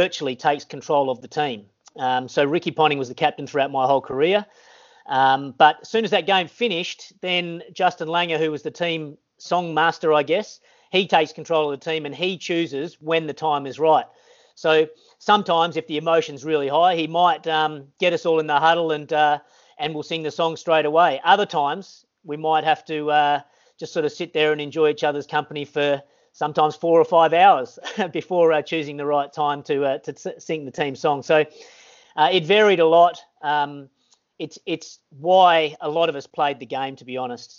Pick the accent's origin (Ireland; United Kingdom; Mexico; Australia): Australia